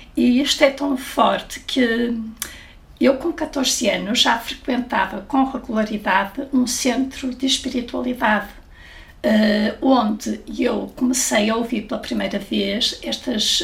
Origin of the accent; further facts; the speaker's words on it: Porto, Norte, Portugal; no Porto, de onde eu sou